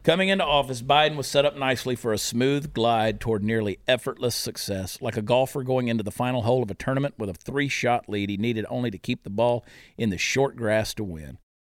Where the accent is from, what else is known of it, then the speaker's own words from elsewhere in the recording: Augusta, Georgia, United States; moved away; my hometown of Augusta, Georgia